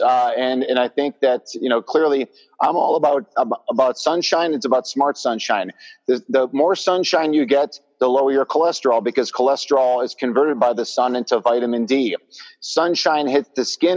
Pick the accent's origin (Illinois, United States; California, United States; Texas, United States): Illinois, United States; Chicago; my hometown of Chicago